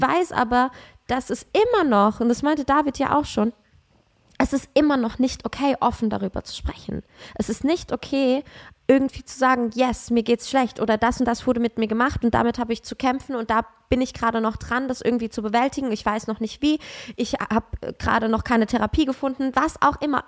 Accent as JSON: {"language": "German", "town": "Aschaffenburg", "region": "Bavaria", "country": "Germany", "said": "ich komme doch aus Aschaffenburg"}